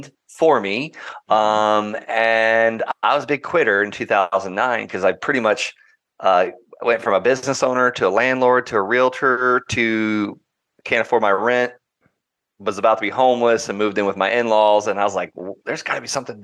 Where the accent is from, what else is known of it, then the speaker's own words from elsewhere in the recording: Okeechobee, Florida, United States; I grew up in Okeechobee, Florida, a small town in Florida